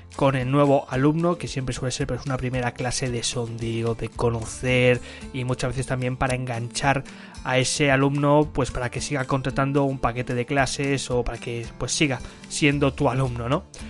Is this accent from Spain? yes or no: yes; Barcelona, Catalonia, Spain; soy de Barcelona